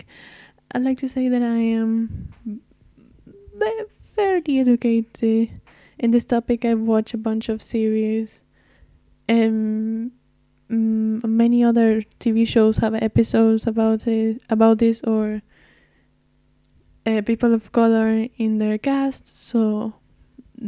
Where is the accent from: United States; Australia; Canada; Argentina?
Argentina; I'm not from the States. I'm from Argentina